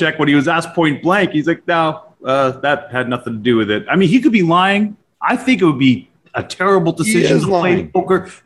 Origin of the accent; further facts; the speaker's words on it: Canada; I'm Canadian.